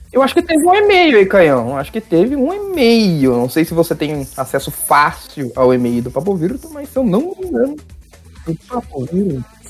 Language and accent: Portuguese; Brazil; eu sou brasileiro